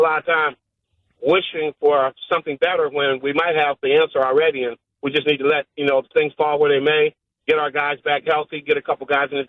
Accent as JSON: {"language": "English", "region": "Pennsylvania", "country": "United States", "tie": "born or raised there", "moved": "yes", "said": "I grew up in Pennsylvania as probably the only Packer fan during the 60s and 70s and 80s."}